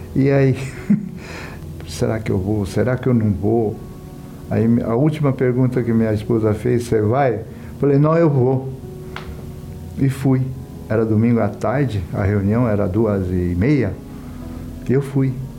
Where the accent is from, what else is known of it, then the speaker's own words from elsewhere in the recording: São Paulo, Brazil; vim da cidade do interior do estado de São Paulo, sou descendente japonesa e vim para São Paulo menino ainda